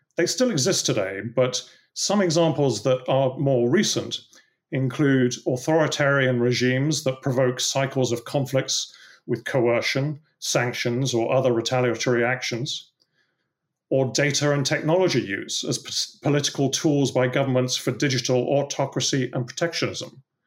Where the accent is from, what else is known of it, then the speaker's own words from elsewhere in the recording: England, United Kingdom; you can probably tell from my accent that I, uh, grew up in England